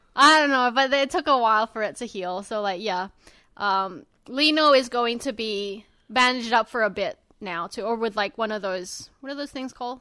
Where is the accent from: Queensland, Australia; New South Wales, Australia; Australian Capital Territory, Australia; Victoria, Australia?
New South Wales, Australia; Sydney; You guys are from my hometown